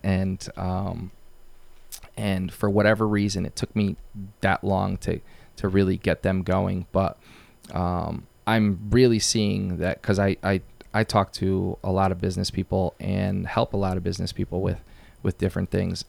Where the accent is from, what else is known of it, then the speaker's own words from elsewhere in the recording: Waterbury, Connecticut, United States; also born or lived in Bristol, Connecticut; Waterbury, I'm born and raised there. Um, that's my, that's my hometown